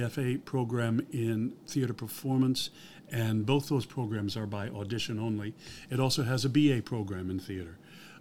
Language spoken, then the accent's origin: English; Midwest, United States; moved away as an adult; also born or lived in New York; now in Los Angeles, United States; I'm originally from the Midwest. I spent 20 years in New York, then 20 years out here.